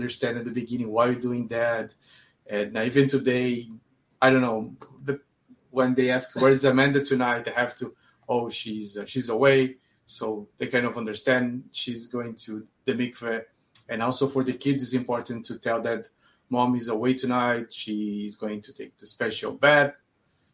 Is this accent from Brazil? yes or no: yes; São Paulo, Brazil; moved away as an adult; also born or lived in Israel; I grew up in a Jewish neighborhood in São Paulo in Brazil.